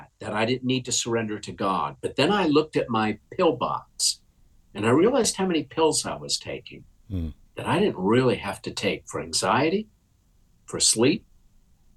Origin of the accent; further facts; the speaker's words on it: United States; I'm an American without a hyphen.